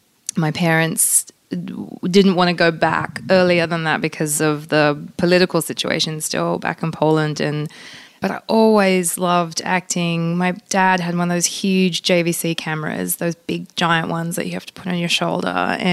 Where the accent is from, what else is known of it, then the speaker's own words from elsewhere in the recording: Australia; first language pl; English is a second language; childhood was sort of both Polish and Australian, because we speak Polish at home, and I technically it was my first language growing up. So, you know, I grew up very much within a Polish culture.